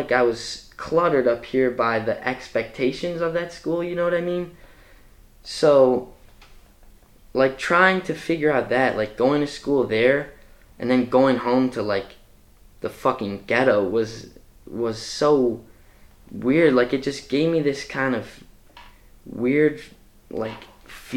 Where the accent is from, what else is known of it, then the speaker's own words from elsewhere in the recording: Chicago, Illinois, United States; moved away; I'm from Chicago, and I grew up in Hyde Park on 61st and, well, 62nd in Woodlawn